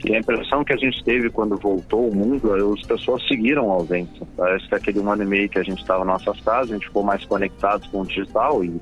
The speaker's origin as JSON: {"language": "Portuguese", "town": "Pelotas", "region": "Rio Grande do Sul", "country": "Brazil", "said": "Eu moro em Pelotas"}